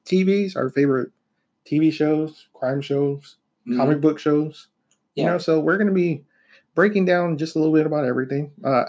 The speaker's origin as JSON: {"language": "English", "town": "San Antonio", "region": "Texas", "country": "United States", "said": "Southside, all San Antonio. So I am 100% Texan."}